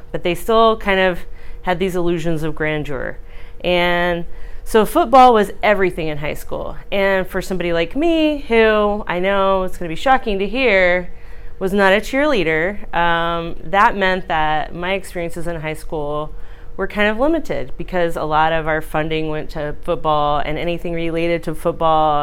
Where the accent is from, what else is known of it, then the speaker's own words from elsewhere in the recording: Brownwood, Texas, United States; moved away as an adult; also born or lived in Pennsylvania / Florida; now in Youngstown, United States; I grew up in Central Texas. I grew up in a town called Brownwood, Texas, which claims to be the heart of Texas.